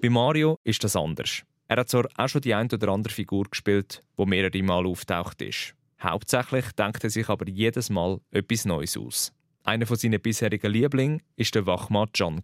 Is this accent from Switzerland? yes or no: yes; Switzerland; bei uns in der Schweiz